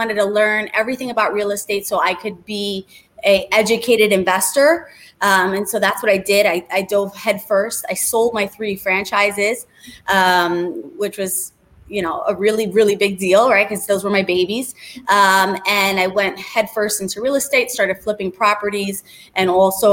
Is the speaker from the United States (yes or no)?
yes; New York City, New York, United States; moved away as an adult; also born or lived in New Jersey; now in Boca Raton, United States; I am actually from New York. I grew up in the Bronx. I grew up in the projects